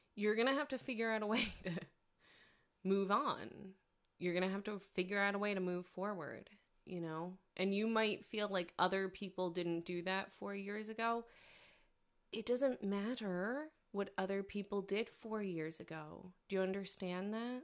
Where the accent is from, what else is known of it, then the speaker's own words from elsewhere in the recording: New York, United States; I'm not from the South, of course, I'm from New York